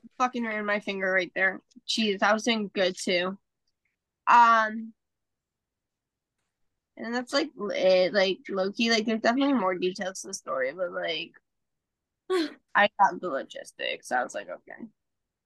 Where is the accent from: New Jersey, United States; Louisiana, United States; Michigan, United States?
New Jersey, United States; I'm from New Jersey